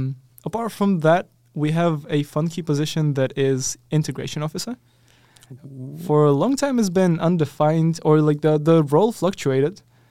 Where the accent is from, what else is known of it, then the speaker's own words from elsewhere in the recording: Ukraine; moved away as an adult; so I come from Ukraine